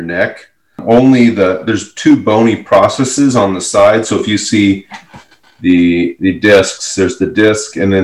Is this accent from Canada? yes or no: no; Louisville, Kentucky, United States; moved away as an adult; also born or lived in Indianapolis, Indiana / Minneapolis, Minnesota; now in Austin, United States; We moved to Louisville when I was 1, and I spent the next 20 years in Louisville, Kentucky.